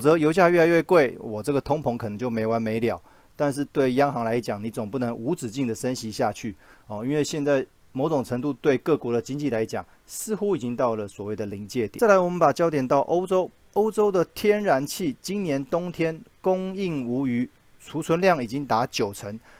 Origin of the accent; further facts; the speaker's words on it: Taiwan; 我们台湾这边